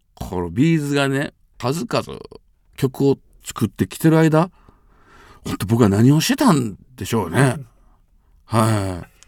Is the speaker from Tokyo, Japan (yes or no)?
no; Amagasaki, Hyogo, Japan; 地元尼崎で